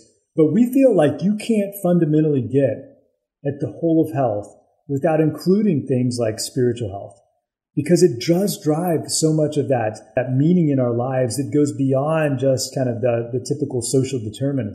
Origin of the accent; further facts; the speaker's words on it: the South, United States; I grew up in the South